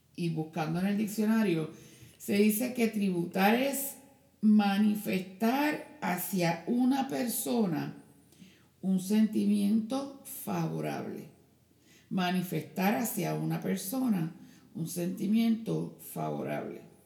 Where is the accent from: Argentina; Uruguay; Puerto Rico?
Puerto Rico; moved away; en mi pueblo, allá en Puerto Rico